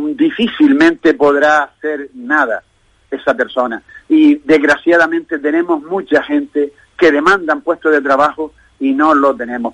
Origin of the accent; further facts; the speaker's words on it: Canary Islands, Spain; somos nosotros, los canarios